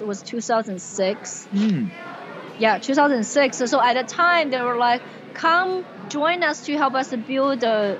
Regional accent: China; now in United States; as a kid growing up in China

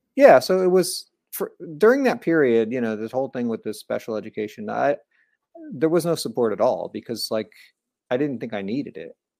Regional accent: New Jersey, United States; moved away as an adult; also born or lived in Orlando, Florida; I grew up in New Jersey, pretty close to New York City

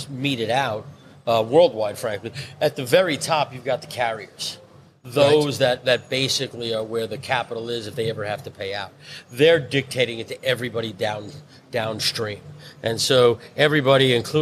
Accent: New York City, New York, United States; I'm born and bred in Brooklyn

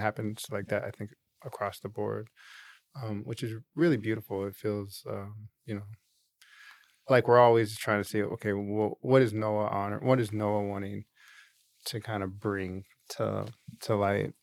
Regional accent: Seattle, Washington, United States; moved away; also born or lived in New York; we grew up in Seattle

